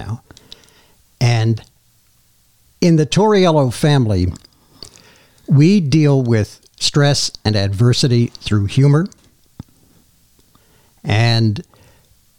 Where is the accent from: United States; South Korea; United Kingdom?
United States; Madison Park, New Jersey; I grew up here in Madison Park. And I had such a good life here in this community that I'm back